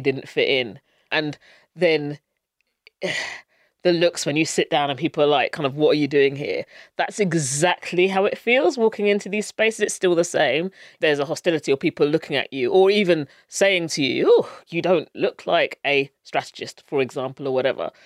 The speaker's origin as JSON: {"language": "English", "town": "Luton", "region": "East of England", "country": "United Kingdom", "tie": "born or raised there", "said": "I grew up in Luton, which is a very multicultural town, and I went to school locally"}